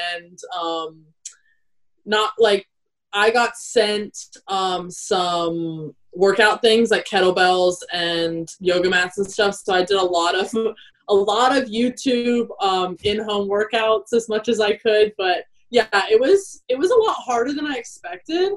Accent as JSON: {"language": "English", "region": "South Carolina", "country": "United States", "tie": "born or raised there", "also_born_or_lived": "Kentucky", "accent": "American", "moved": "as an adult", "lives_now": "New Zealand", "said": "I grew up in South Carolina"}